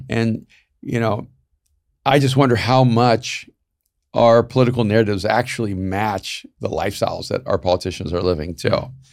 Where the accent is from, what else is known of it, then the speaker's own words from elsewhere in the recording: El Salvador; moved away; I'm from El Salvador